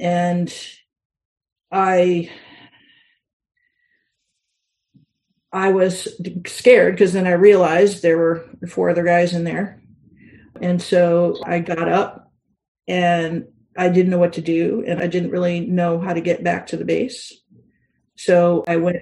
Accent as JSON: {"language": "English", "region": "Hawaii", "country": "United States", "tie": "born or raised there", "said": "I grew up in Hawaii"}